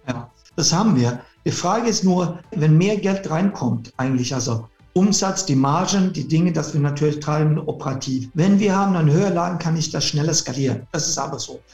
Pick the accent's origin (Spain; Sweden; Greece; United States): Sweden; German is a second language; moved away; bin Schwede ursprünglich